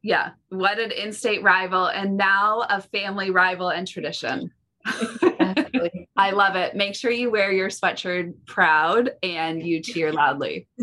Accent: Midwest, United States; I'm a Midwest girl

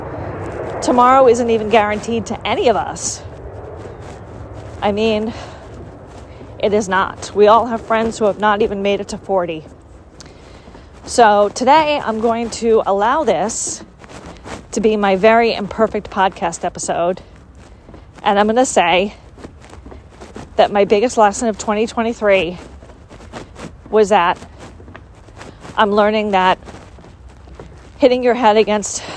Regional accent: United States; grew up in the United States, and my overworking culture is part of being American

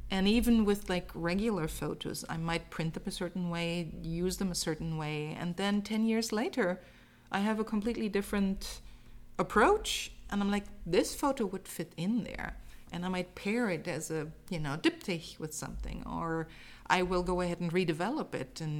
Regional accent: Germany; So you remember that I said I'm from Germany, and um, basically every year um, we had six weeks of vacation um, in the summer, and we spent those six weeks on the Danish waterfront.

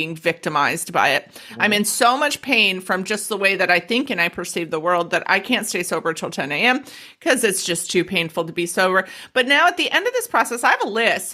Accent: United States; moved away as an adult; also born or lived in Denver, Colorado; now in Australia; I'm American

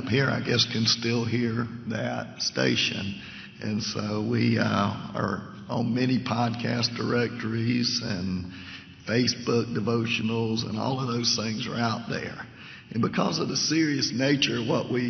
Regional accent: Savannah, Georgia, United States; moved away as an adult; now in Leesville, United States; I'm originally from Savannah, and lived there almost all my life until 4 years ago

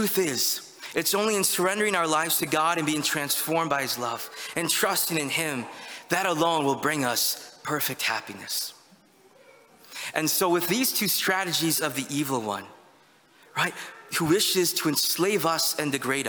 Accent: United States; us as Americans

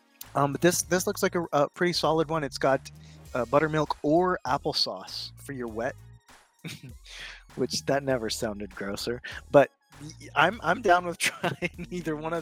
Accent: South Texas, United States; I'm from South Texas

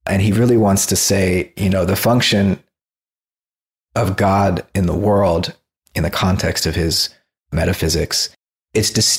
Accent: South Florida, United States; moved away as an adult; now in California, United States; I grew up in South Florida

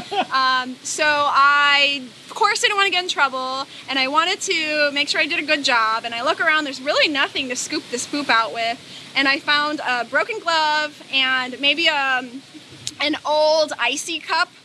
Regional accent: Hawaii, United States; moved away; I'm from Hawaii.

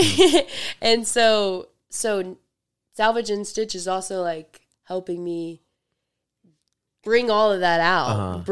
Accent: Mississippi, United States; I'm from Memphis, mm-hmm. but I'm from the suburbs. I'm from the suburbs of Mississippi.

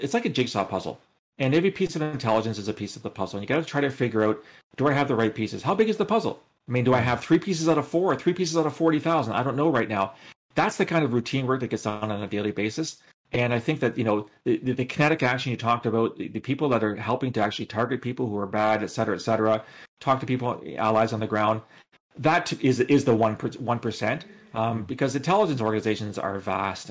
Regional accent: Canada; I'm speaking as a Canadian

